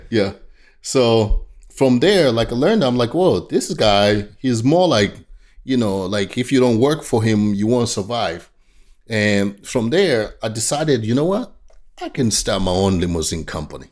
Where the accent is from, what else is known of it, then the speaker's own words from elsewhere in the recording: Tanzania; now in United States; I grew up in Tanzania, East Africa